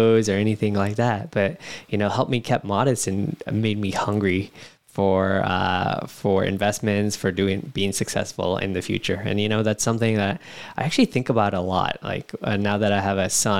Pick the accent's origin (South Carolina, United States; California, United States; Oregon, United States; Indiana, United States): California, United States; San Jose; born and raised in San Jose, California, up north